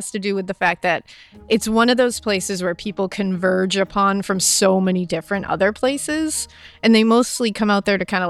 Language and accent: English; Massachusetts, United States; So we are from Massachusetts